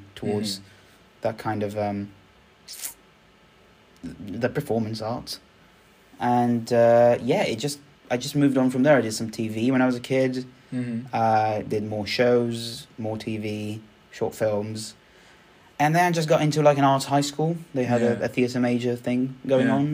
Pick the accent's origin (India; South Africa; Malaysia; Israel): Israel; moved away; I am originally from Israel